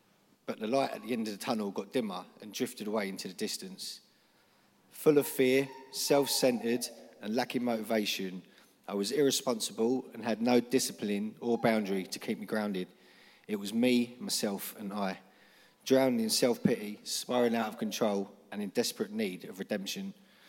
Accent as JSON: {"language": "English", "region": "London", "country": "United Kingdom", "said": "I'm 38. I'm a scaffolder from South London. I'm in recovery, but I'm also a child of God."}